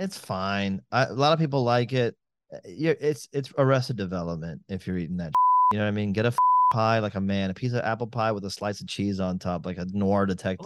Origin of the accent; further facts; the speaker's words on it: Miami, Florida, United States; I'm from Miami